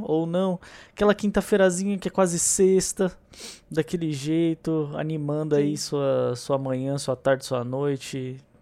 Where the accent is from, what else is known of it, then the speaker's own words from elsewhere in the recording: São Paulo, Brazil; Como bom paulistano que sou